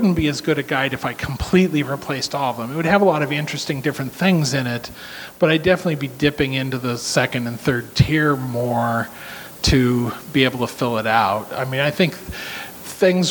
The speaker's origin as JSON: {"language": "English", "region": "Kansas", "country": "United States", "tie": "born or raised there", "said": "I grew up in Kansas during the time when people drank 3-2 beer and pina coladas."}